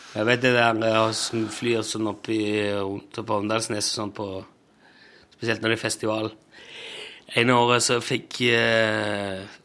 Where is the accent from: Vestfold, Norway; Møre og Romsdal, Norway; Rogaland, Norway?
Rogaland, Norway; Egersund; hjemme i Egersund. Vi bor på et sånn høydedrag på Rundevoll, heter det